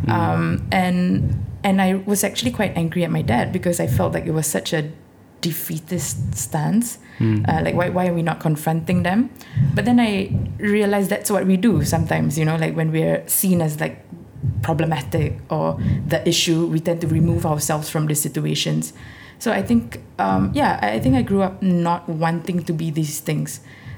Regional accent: India; being Indian, being Muslim, being female, I never really realized it until at some point in my 20s or something.

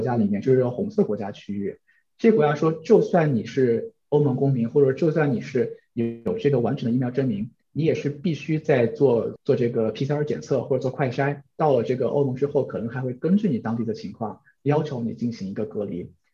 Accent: China; also born or lived in New Zealand; now in Netherlands; 我们中国人

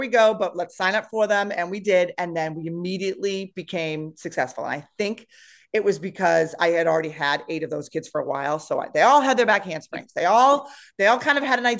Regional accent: East Bridgewater, Massachusetts, United States; also born or lived in Foxborough, Massachusetts; I grew up in this town

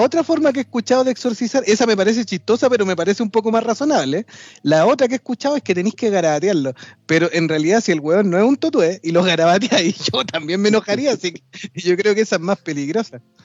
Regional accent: Chile; aquí en Chile

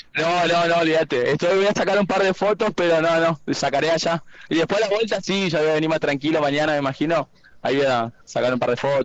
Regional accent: La Plata, Buenos Aires Province, Argentina; now in Corrientes, Argentina; Nací en La Plata, vivo hace muchos años acá

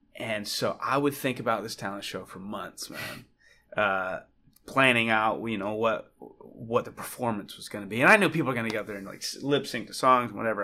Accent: just outside of Charlotte, North Carolina, United States; I am Southern kid from North Carolina. Um, was raised there just outside of Charlotte.

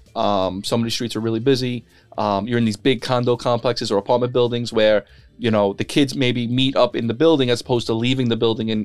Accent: New York City, New York, United States; now in Staten Island, United States; I grew up in Brooklyn, middle class, blue collar family

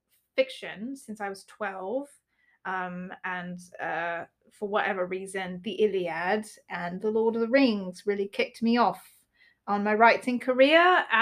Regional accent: United States; We're actually Americans, and we don't speak with a British accent.

